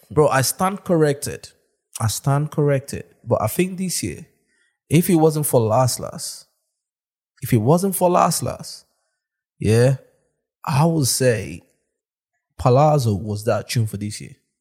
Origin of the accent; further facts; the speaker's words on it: London, United Kingdom; I'm from South London.